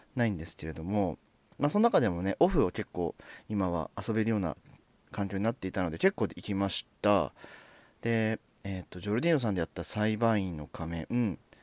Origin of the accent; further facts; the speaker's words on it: near the Saitama border, Tokyo, Japan; 僕は東京都なんですけれども本当埼玉県と東京都の境ぐらいに住んでいてで西武池袋線という沿線で、えー、ずっとこう、まあ、生まれてからこの方ずっとそこでその地で暮らしている